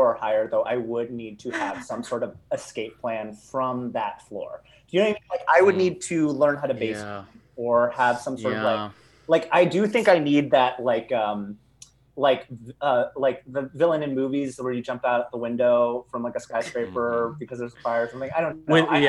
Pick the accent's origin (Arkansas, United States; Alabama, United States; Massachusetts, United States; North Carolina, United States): Massachusetts, United States; moved away as an adult; also born or lived in Texas; Oh yeah, I'm from Massachusetts. I grew up in Massachusetts, but I kind of grew up all over the place, and then. My parents now live in Texas.